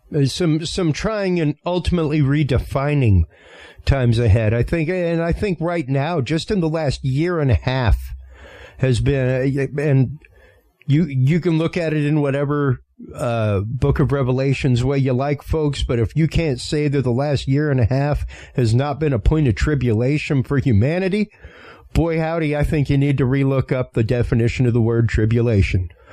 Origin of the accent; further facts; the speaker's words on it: Cajun, Louisiana, United States; I'm Cajun in my upbringing